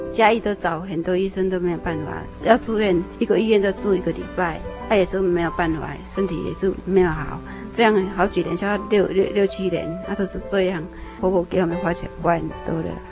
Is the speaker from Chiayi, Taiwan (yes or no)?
yes; Chiayi, Taiwan; 我小时候是住在那个乡下，也是那个民生社区的附近，也有村庄。一直都是住在嘉义这个地方